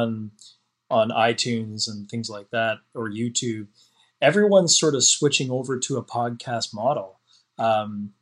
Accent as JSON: {"language": "English", "region": "Prince Edward Island", "country": "Canada", "said": "where we're from, it stands for Prince Edward Island"}